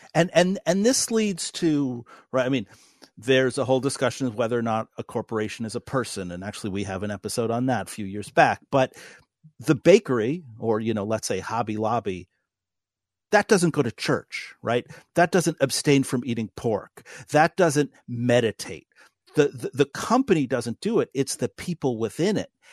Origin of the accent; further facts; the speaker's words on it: New York City, New York, United States; now in North Dakota, United States; who was born in New, New York City